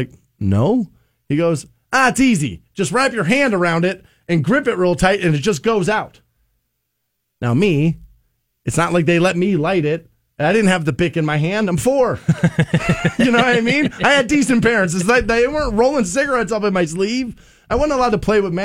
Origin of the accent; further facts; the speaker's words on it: United States; I'm an American